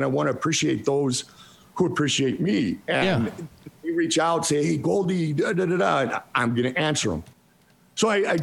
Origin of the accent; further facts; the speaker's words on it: North Olmsted, Ohio, United States; Where I grew up in North Olmsted, Ohio, we were orange and black, Flyers colors.